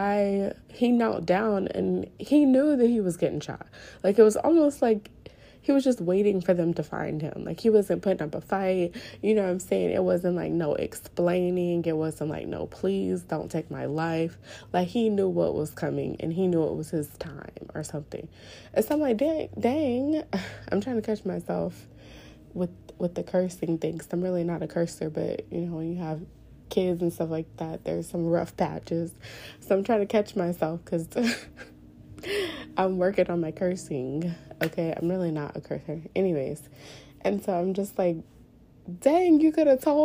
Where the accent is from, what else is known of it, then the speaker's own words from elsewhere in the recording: New Orleans, Louisiana, United States; born and raised in New Orleans